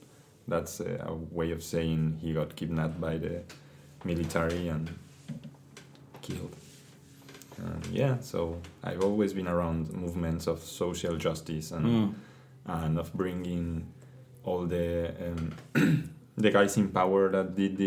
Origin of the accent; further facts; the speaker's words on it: Mexico City, Mexico; now in Buenos Aires, Argentina; I was born south of Mexico City in a small town, but I always lived in Mexico City.